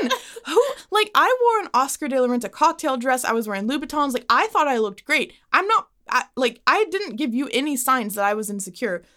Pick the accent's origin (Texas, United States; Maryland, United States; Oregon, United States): Texas, United States; Dallas; I'm born and raised in Dallas